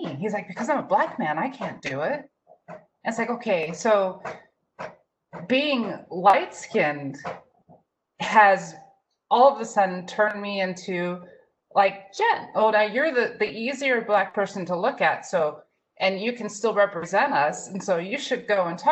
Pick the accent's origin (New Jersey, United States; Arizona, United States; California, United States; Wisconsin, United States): Arizona, United States; Tucson; I was raised in Tucson, Arizona